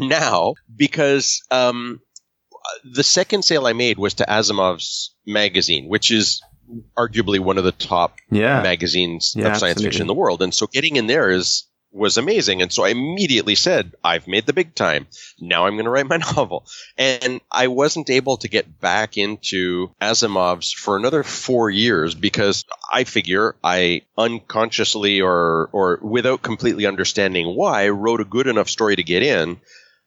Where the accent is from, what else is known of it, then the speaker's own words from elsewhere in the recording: Canada; I grew up in English Canada